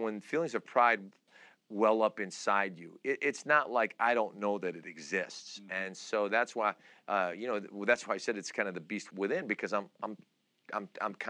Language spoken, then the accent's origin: English; Istanbul, Turkey; now in United States; I was born in Istanbul, Turkey. I'm Turkish. We are a very prideful culture, my dad was a very proud man, and I grew up